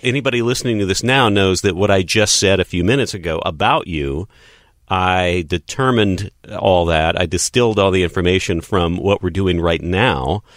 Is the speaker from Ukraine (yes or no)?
no; West Texas, United States; moved away as an adult; I grew up in West Texas